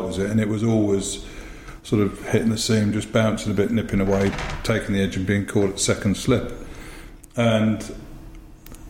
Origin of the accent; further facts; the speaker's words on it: Harrow, London, United Kingdom; also born or lived in Lancashire / Pinner; always lived in Harrow